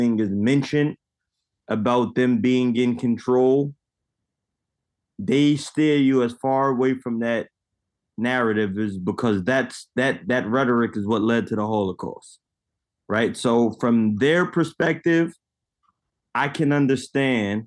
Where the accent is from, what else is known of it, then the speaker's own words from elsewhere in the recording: United States; being Black in America, being born American Black